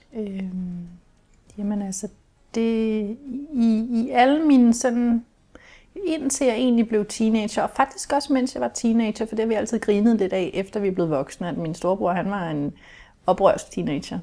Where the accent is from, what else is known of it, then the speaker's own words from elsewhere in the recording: Kolding, Southern Denmark, Denmark; jeg er jo opvokset i det, som man jo kunne kalde en kernefamilie med mor og far, og jeg var lille søster, og jeg havde en storebror, og vi boede i et parcelhus i Kolding